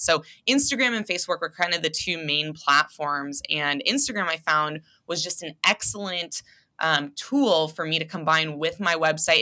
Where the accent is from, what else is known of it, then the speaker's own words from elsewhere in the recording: Seattle, Washington, United States; moved away as an adult; also born or lived in Providence, Rhode Island / Los Angeles, California; now in Spokane, United States; spent most of my life growing up in Seattle